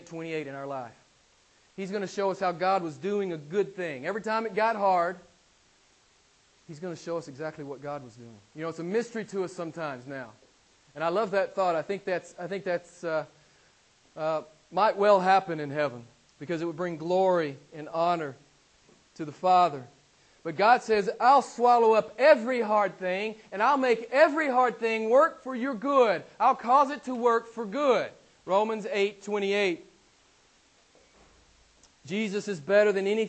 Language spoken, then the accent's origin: English; the southern part of America, United States; moved away; From the southern part